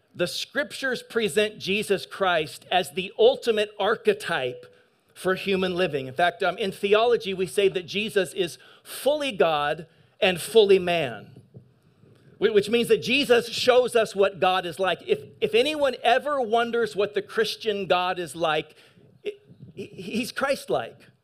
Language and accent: English; eastern Washington, United States; also born or lived in San Gabriel, California; I was born in San Gabriel, but I grew up in national forest land in eastern Washington